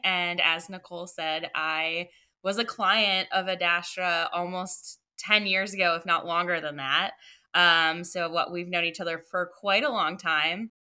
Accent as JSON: {"language": "English", "town": "Buffalo", "region": "New York", "country": "United States", "also_born_or_lived": "Maine / Virginia", "moved": "yes", "said": "I am from Buffalo. I am born and raised a Bills fan since birth"}